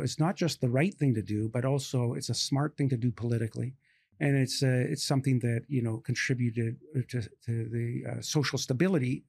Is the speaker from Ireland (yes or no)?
no; Canada; now in United States; I'm Canadian by birth